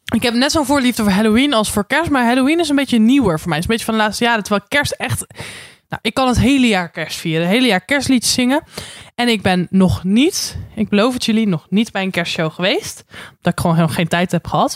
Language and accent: Dutch; Randstad, Netherlands; moved away; also born or lived in Den Bosch; ik kom uit de Randstad waar vroeger geen carnaval